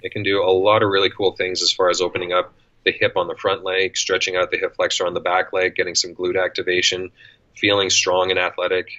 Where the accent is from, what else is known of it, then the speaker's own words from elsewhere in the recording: Canada; accent: Canadian; also born or lived in Edmonton, Alberta; if you can't tell by the accent, I'm Canadian. I live in Edmonton, Alberta